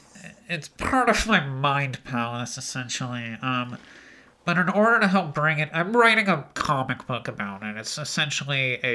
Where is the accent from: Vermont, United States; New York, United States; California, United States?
California, United States; Solvang; now in Gorman, United States; I grew up in the hills of Solvang, but after my dad lost his job churning butter, we had moved at one of the local butter churning palaces. We had to move to Gorman, so I live there now.